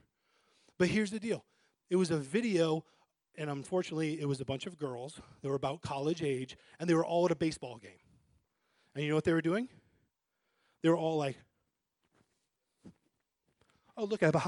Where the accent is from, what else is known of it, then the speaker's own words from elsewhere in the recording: New Hampshire, United States; I grew up in New Hampshire, okay, in a family that started going to church and then left church